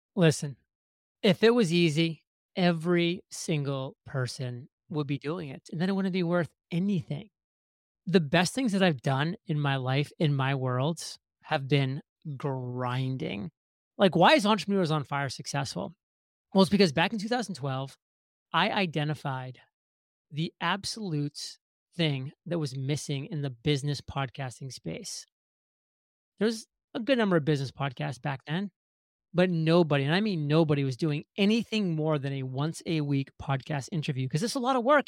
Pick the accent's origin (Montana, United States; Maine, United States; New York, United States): Maine, United States; moved away as an adult; growing up in Maine for the first eighteen years of my life in a very small town